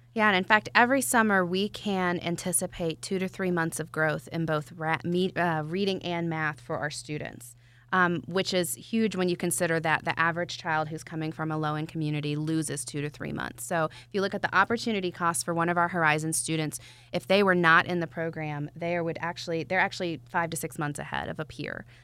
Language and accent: English; Atlanta, Georgia, United States; I'm from Atlanta